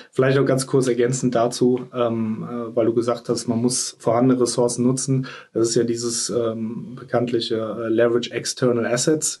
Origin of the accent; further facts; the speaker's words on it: Troisdorf, North Rhine-Westphalia, Germany; also born or lived in Bonn / Singapore; now in Cologne, Germany; Geboren äh, in einem Vorort von Köln, Troisdorf